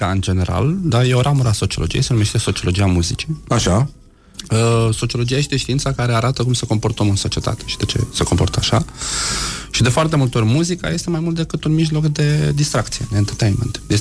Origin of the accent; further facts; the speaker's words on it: Galați, Galați County, Romania; pe lângă faptul că sunt rom, mai sunt și gălățean